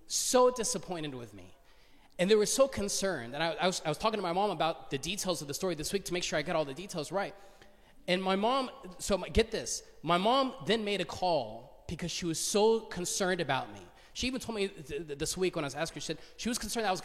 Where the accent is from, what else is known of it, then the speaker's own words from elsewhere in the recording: Duluth, Georgia, United States; I grew up in Duluth